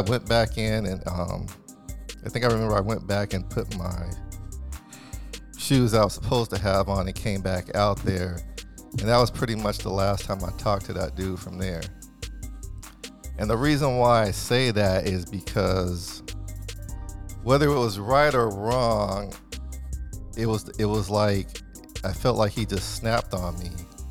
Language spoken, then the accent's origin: English; West Coast, United States; Because, you know, I'm from the West Coast.